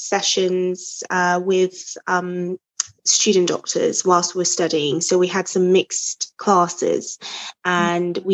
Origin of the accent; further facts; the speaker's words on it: Nigeria; now in England, United Kingdom; so I'm originally Nigerian